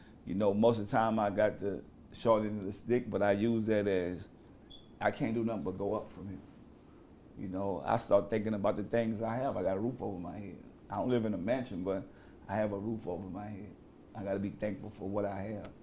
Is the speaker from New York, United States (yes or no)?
no; New Orleans, Louisiana, United States; I grew up in the Calio Projects, probably one of the most dangerous places at the time for a kid to survive.